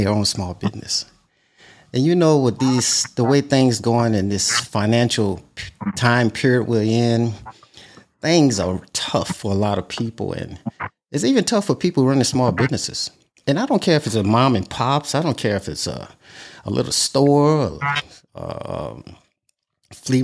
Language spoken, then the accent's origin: English; Louisiana, United States; I'm from Louisiana